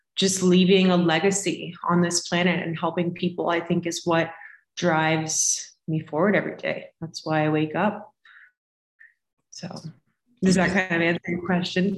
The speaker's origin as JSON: {"language": "English", "region": "Florida", "country": "United States", "moved": "yes", "lives_now": "Colorado, United States", "said": "I live in Colorado currently. I'm originally from Florida"}